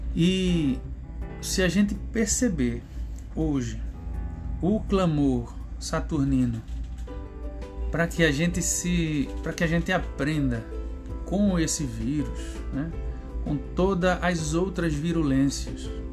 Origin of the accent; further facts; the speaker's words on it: Recife, Pernambuco, Brazil; eu sou de Recife, né? Sou lá de Pernambuco.